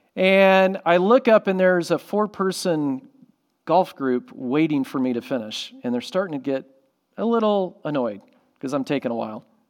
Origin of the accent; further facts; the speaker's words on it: Orlando, Florida, United States; I grew up in Florida by SeaWorld